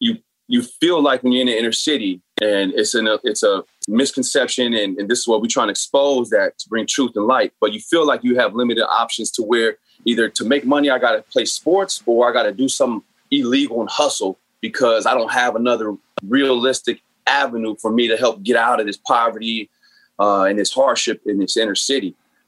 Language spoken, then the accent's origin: English; San Bernardino, California, United States; So I grew up in San Bernardino, which is inner city, much like Watts or Oakland, a lot of projects, a lot of poverty, and therefore a lot of gangs.